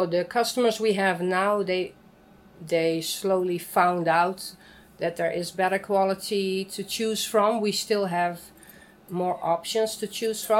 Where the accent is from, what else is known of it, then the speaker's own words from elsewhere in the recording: Amsterdam, North Holland, Netherlands; I'm from Amsterdam.